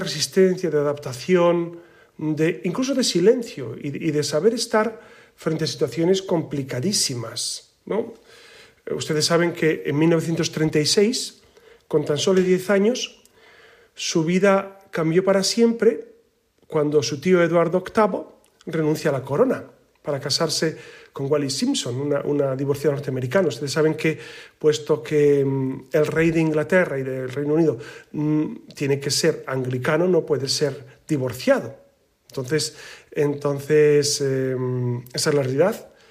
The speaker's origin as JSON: {"language": "Spanish", "country": "Spain", "said": "como la nuestra, como la española"}